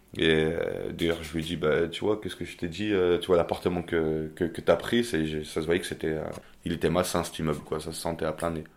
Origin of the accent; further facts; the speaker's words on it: Albertville, Auvergne-Rhône-Alpes, France; moved away as an adult; now in Toulouse, France; je suis originaire de Savoie d'Albertville très précisément